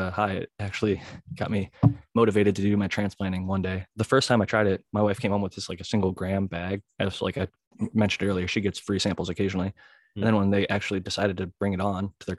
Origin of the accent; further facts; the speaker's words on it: Ohio, United States; moved away as an adult; now in California, United States; when I was growing up in Ohio